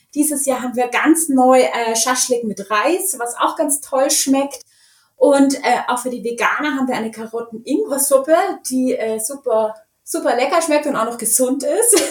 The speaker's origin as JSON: {"language": "German", "town": "Munich", "region": "Bavaria", "country": "Germany", "tie": "born or raised there", "said": "ich bin auf dem Oktoberfest aufgewachsen"}